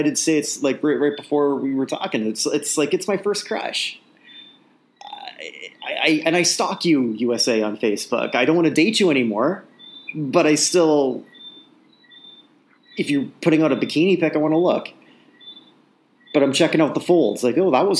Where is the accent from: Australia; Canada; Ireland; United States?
Canada; growing up as a Canadian in the 70s